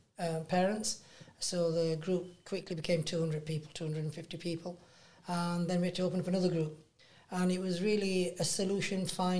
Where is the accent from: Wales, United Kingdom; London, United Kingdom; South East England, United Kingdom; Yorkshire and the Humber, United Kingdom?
Yorkshire and the Humber, United Kingdom; Batley; we're from West Yorkshire, Batley, mm-hmm. Dewsbury region.